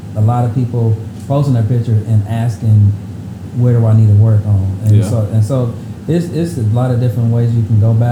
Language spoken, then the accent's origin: English; Midwest, United States; I'm from Midwest.